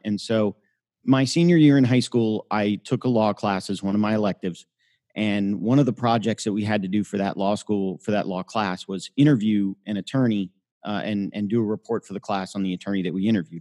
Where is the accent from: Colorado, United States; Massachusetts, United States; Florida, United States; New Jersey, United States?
Florida, United States; Miami; also born or lived in Tampa, Florida / Birmingham, Alabama; I grew up in Miami